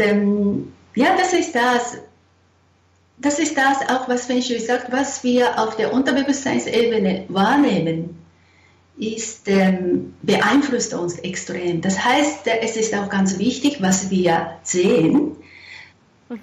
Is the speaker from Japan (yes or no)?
yes; Japan; now in Zurich, Switzerland; ich bin eine äh, Japanerin, wohne in Zürich